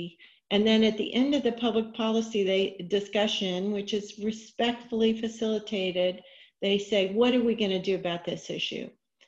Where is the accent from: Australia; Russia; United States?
United States; Richardson, Texas; So with that, I grew up in Richardson, Texas.